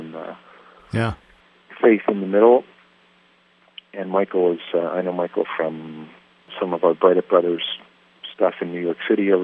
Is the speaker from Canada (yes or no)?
yes; Canada; our Canadian rock guitar gods up here